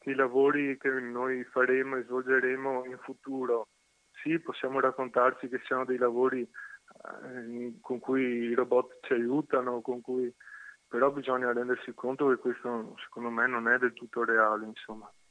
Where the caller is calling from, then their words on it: Venice, Veneto, Italy; Siamo da Venezia